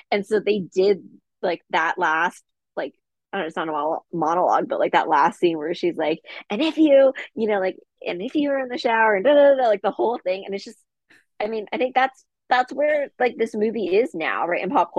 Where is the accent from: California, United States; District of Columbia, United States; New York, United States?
California, United States; Bel Air; Yeah, I'm from Bel Air.